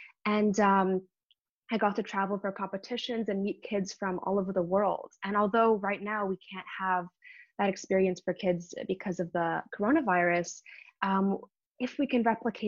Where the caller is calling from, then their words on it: New York City, New York, United States; Yes, I'm calling in from New York City